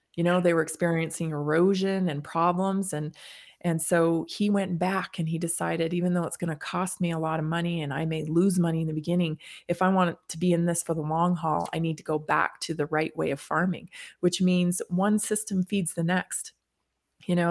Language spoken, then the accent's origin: English; Canada; now in United States; I grew up in Canada, when I moved to the United States